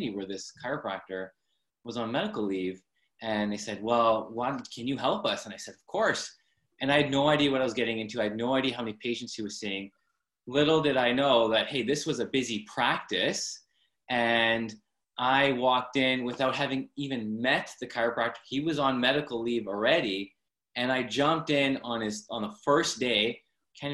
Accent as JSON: {"language": "English", "town": "Abbotsford", "region": "British Columbia", "country": "Canada", "said": "I'm from Abbotsford, BC, up in Canada"}